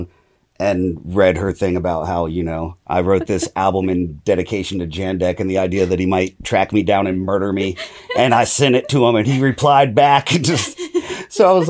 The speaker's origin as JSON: {"language": "English", "town": "Sebring", "region": "Florida", "country": "United States", "tie": "born or raised there", "also_born_or_lived": "Sarasota, Florida", "said": "I was born in Sarasota, and I was mostly raised in Sebring"}